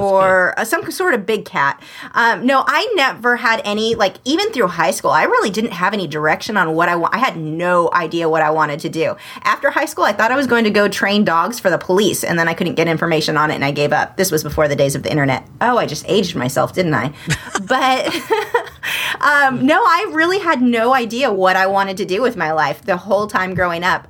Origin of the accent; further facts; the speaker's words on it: Southern California, United States; I'm from Southern California